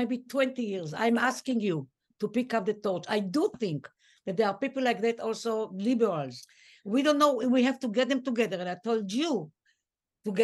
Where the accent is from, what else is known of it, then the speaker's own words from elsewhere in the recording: Tel Aviv, Tel Aviv District, Israel; we grew up in Dizengoff